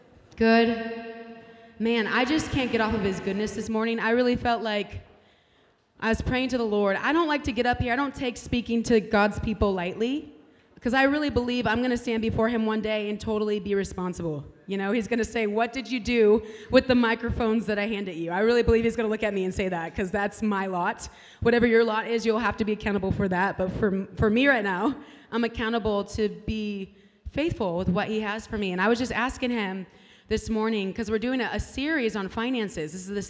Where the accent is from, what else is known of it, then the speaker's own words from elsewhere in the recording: California, United States; now in Kansas City, United States; trying to make it in California. I'm a Californian, by the way.